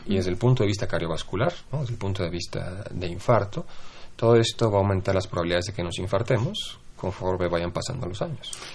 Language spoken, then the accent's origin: Spanish; Mexico